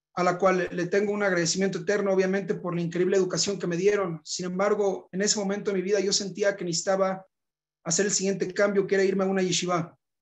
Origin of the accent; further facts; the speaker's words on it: Monterrey, Nuevo León, Mexico; moved away as an adult; also born or lived in Johannesburg, South Africa; Nací en Monterrey, Nuevo León, el norte de México, en 1990